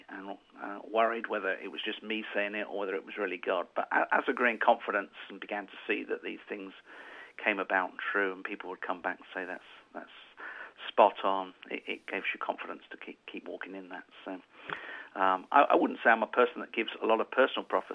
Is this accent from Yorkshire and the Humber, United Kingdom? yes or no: no; London, United Kingdom; moved away as an adult; also born or lived in Bradford; now in Harrogate, United Kingdom; I'm a Londoner